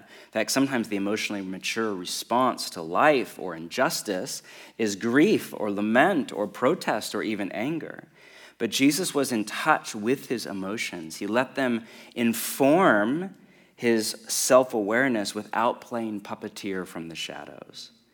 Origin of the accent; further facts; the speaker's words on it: West Coast of America, United States; I grew up on the West Coast of America